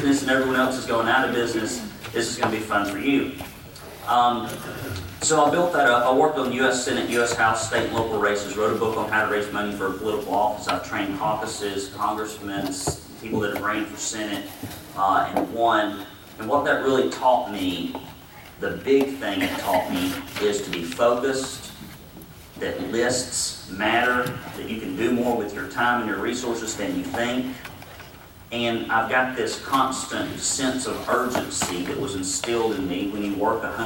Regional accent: Arab, Alabama, United States; I grew up in Arab, Alabama, exceptionally poor.

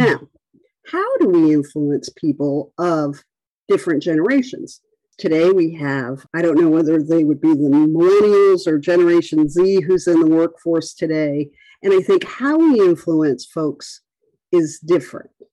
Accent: Rhode Island, United States; moved away; I had gone back to my hometown, and it's a really small town on the coast of Rhode Island

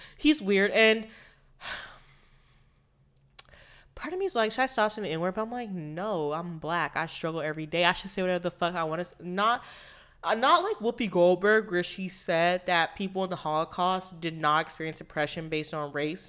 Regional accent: United States; I am from America, and I am of a descendant of slavery

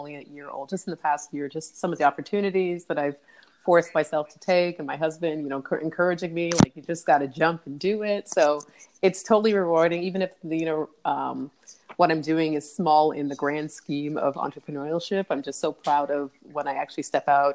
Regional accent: Toronto, Ontario, Canada; I grew up in Canada, Toronto, Canada

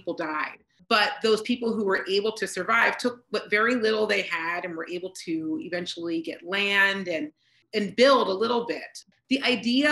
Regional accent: Pennsylvania, United States; we're from Pennsylvania.

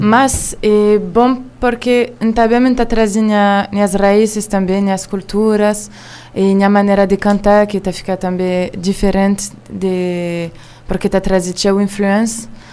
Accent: Israel; Portuguese is a second language; moved away as an adult; also born or lived in France; now in Cabo Verde; a minha nasci na França e cria na Israel. É agora está então, vivendo na Cabo Verde

